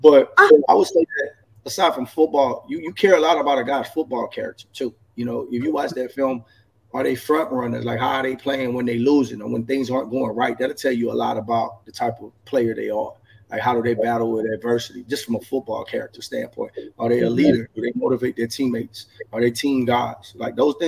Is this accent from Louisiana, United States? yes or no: yes; Eunice, Louisiana, United States; also born or lived in Baton Rouge, Louisiana; I'm from Eunice, Louisiana, you know, 12,000 people, Fred Street to be specific.